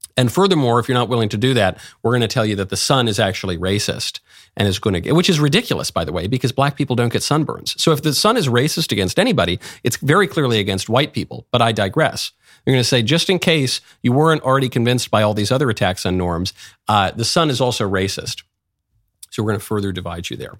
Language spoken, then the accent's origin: English; New York City, New York, United States; I'm a New Yorker, so I've spent a lot of time in Saint Pat's over, over the years.